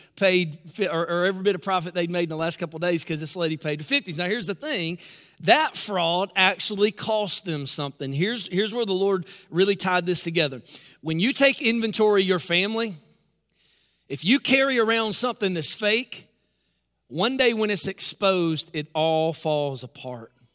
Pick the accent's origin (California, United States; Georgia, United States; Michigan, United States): Georgia, United States; Newnan; my hometown, Noonan, Georgia